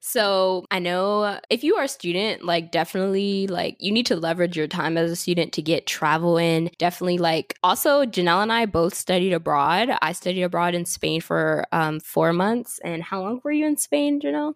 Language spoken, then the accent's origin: English; York, Pennsylvania, United States; moved away; I'm from Pennsylvania, but I actually lived in York, which is like five hours from Pittsburgh